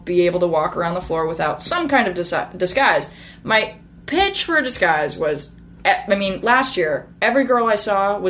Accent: New Orleans, Louisiana, United States; also born or lived in Northern California; I was born in Northern California. And right before I turned 5, my family moved to the New Orleans area.

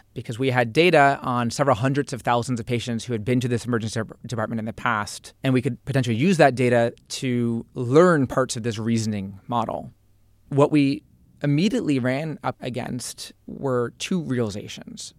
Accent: Piscataway, New Jersey, United States; I grew up in New Jersey, in Piscataway, central

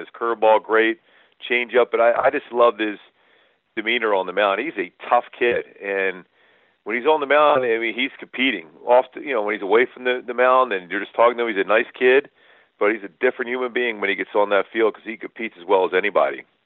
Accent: Philadelphia, Pennsylvania, United States; It was a pretty small house we grew up in Philly

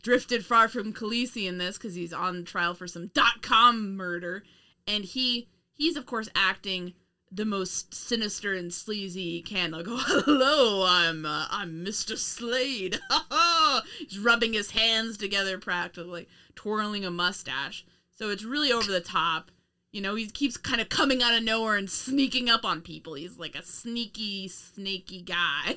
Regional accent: United States; us being Americans

